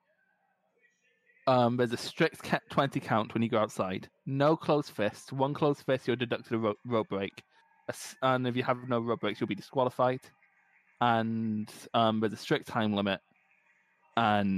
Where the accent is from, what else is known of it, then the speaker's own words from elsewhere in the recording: Scotland, United Kingdom; as a Scottish person